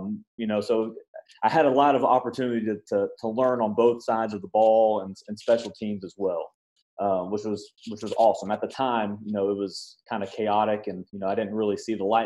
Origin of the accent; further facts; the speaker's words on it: Nashville, Tennessee, United States; I was born and raised in Nashville, Tennessee